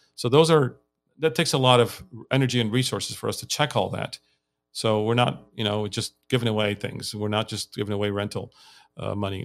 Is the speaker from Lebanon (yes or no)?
yes; Lebanon; moved away as an adult; also born or lived in United States; now in Armenia; I grew up in Lebanon